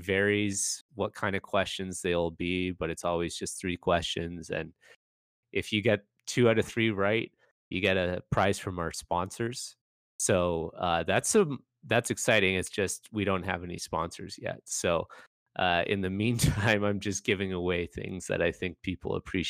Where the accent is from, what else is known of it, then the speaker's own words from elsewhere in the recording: Canada; growing up as a Canadian, we eat a lot of Cheese Whiz